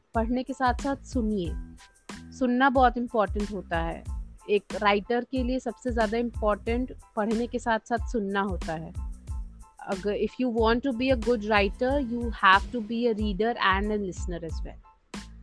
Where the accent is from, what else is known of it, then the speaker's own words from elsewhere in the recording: Prayagraj, Uttar Pradesh, India; मैं प्रयागराज उत्तर प्रदेश की रहने वाली हूँ